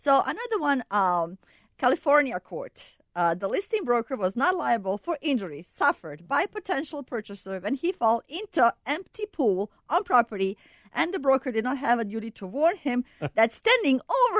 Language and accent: English; Bosnia & Herzegovina; now in Chicago, United States; I'm from Bosnia.